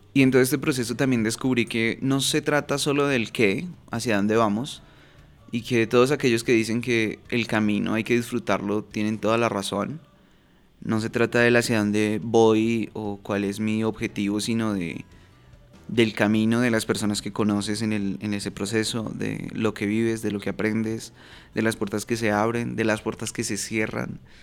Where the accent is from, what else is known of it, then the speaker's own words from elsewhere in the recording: Bogotá, Colombia; moved away as an adult; now in Medellín, Colombia; viviendo en una ciudad que no es eh, en la que nací. Yo soy de Bogotá, Colombia, y actualmente vivo en Medellín.